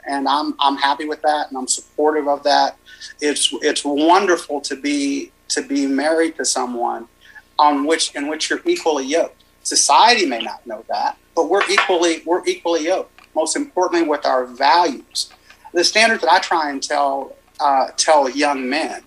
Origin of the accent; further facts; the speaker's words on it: Los Angeles, California, United States; now in Kaufman, United States; I live in Kaufman now with my wife, but I'm from South Central LA, or the district, the Southern District of Los Angeles. And, you know, I grew up in an apartment, in a one-bedroom apartment with my dad